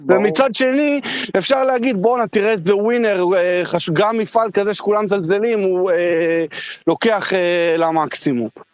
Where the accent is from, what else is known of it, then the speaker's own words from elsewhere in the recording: Israel; אנחנו ישראלים הרבה יותר בוטים